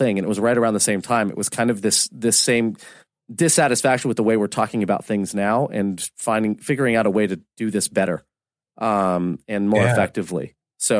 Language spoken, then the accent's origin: English; Orlando, Florida, United States; I'm from Orlando, Florida.